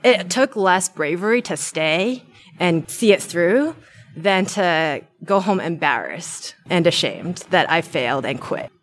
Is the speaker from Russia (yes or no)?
no; New Zealand; moved away as an adult; now in Bay Area, United States; I'm originally from New Zealand